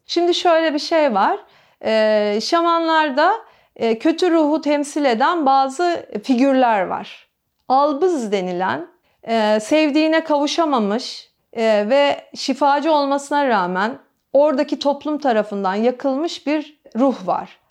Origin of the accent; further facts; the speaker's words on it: Istanbul, Turkey; Benim yaşadığım alan hep burası. Benim babam da dahil bu binanın ahşap halinde doğdu. 1923'ten beri İstinye İstanbul'dayız biz.